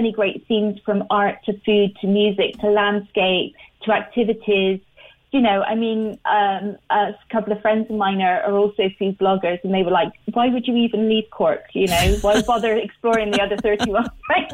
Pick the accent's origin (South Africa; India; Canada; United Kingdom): United Kingdom; Bristol, South West England; now in Ireland; where I'm from, which is Bristol in the UK